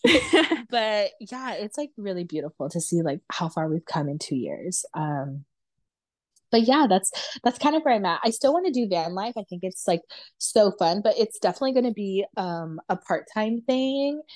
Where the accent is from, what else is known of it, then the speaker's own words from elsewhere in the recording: Los Angeles, California, United States; born and raised in America, and then, like, born and raised in, like, Los Angeles